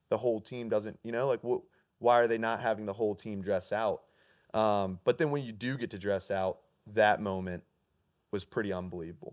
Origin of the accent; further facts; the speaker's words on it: Alabama, United States; I grew up in Alabama